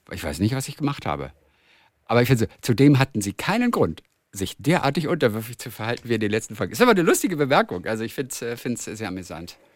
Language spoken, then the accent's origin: German; Upper Austria, Austria; now in Graz, Austria; ich komme aus Oberösterreich. Ich studiere allerdings in Graz in der Steiermark